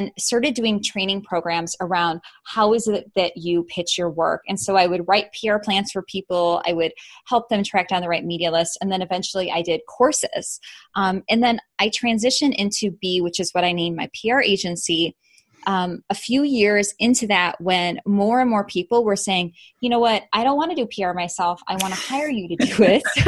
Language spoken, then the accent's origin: English; Chicago, Illinois, United States; I'm from Chicago originally